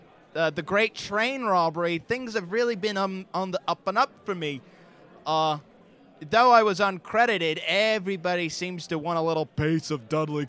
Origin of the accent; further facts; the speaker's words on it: Australia; accent: Australian; now in United States; Sorry, every moment I live here in America, I lose my Australian accent.